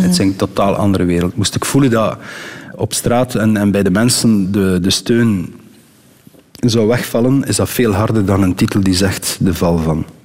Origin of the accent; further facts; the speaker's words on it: Eernegem, Flanders, Belgium; also born or lived in Ostend / Switzerland; Ik ben van Ernehem, de beroemde B-52 is in Ernehem